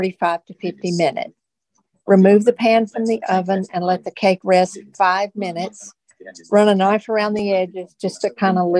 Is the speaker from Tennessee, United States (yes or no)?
yes; Tennessee, United States; moved away; I grew up in Tennessee